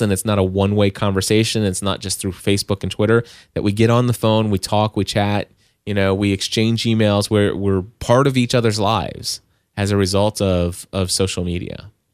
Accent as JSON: {"language": "English", "region": "Kentucky", "country": "United States", "said": "I'm from Kentucky"}